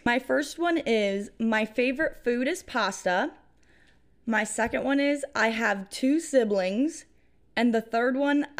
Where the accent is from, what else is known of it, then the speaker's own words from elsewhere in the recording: New York, United States; And since I'm from New York, I'm a Bills fan.